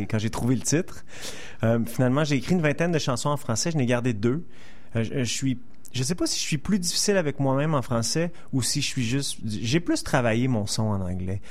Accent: Montreal, Quebec, Canada; je suis né ici, j'ai passé 30 ans ici, j'ai grandi grandi à NDG

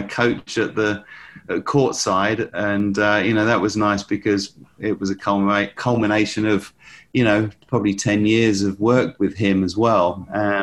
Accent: Essex, East of England, United Kingdom; also born or lived in Chelmsford / Colchester; he played at the same club as I did at Chelmsford Squash Club in Essex

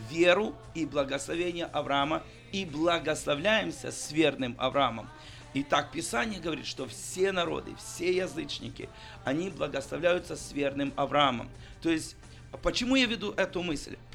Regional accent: Ukraine; я лично нет, я чистый украинец.

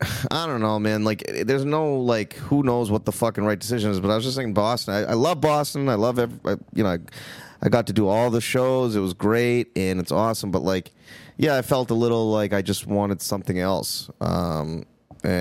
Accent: India; No, I'm Indian.

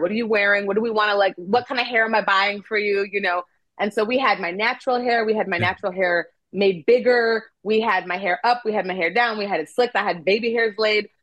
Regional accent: Canada; moved away as an adult; also born or lived in Nigeria / South Africa / Korea / France; now in Los Angeles, United States; I was born in Nigeria and then we moved to Canada when I was a baby and I grew up there.

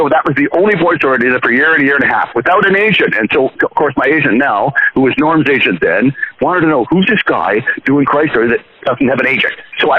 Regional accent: Canada; also born or lived in Ireland; when I moved from Ireland back to Canada, when I was like 4 or 5

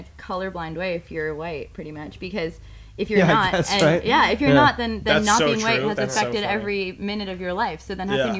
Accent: New York City, New York, United States; I grew up in New York City, not near any woods

